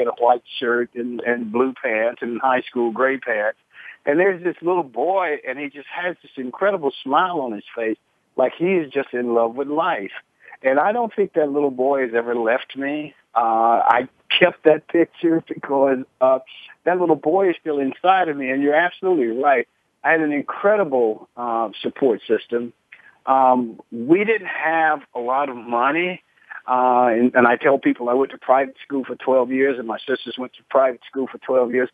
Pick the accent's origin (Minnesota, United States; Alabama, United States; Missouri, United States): Alabama, United States; Birmingham; moved away; also born or lived in Los Angeles; I grew up in segregated Birmingham, Alabama